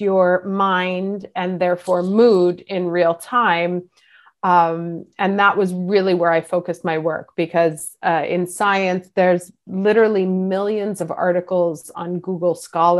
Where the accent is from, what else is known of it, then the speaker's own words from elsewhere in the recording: New York, United States; moved away as an adult; now in Milan, Italy; I grew up in New York. I moved to Milan when I was 24.